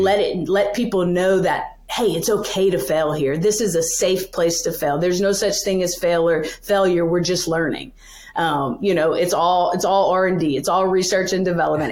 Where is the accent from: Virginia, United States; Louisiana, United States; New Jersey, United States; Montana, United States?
Louisiana, United States; now in New York City, United States; I'm from Louisiana originally, uh, born and raised there, grew up, went to school, did the whole thing